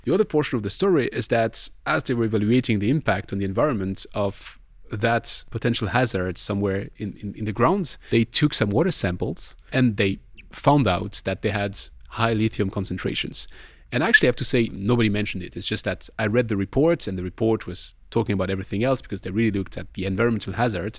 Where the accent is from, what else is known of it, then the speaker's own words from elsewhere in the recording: Colmar, Grand Est, France; my hometown is Colmar